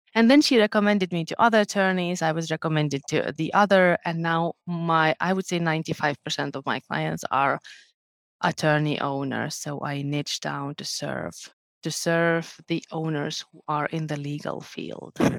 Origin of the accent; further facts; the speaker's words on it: Lithuania; moved away as an adult; now in Finland; Originally, I'm from Lithuania